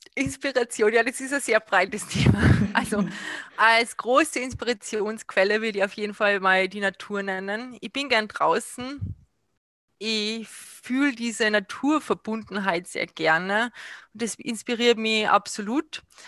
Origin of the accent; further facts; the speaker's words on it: Salzburg, Austria; ich bin aus Salzburg, ich habe mein Atelier in Pasch